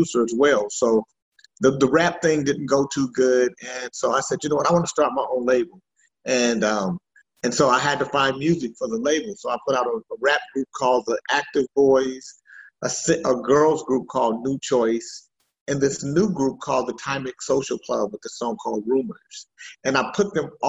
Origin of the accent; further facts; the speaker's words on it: Sacramento, California, United States; also born or lived in Vallejo, California / Oroville, California / Anchorage, Alaska; I'm from Sacramento. Grew up here, Sacramento, the Bay Area, really